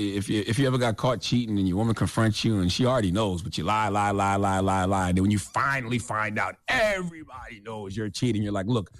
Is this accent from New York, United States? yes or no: no; South Carolina, United States; But see, I'm from South Carolina. You know, I lived in Columbia.